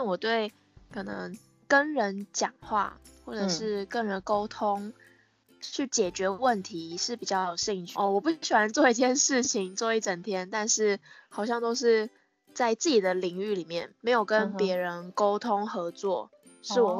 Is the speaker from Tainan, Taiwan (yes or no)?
no; Taipei, Taiwan; also born or lived in Kaohsiung; 我是台北人，那我大学是念高雄医学大学香妆品学系。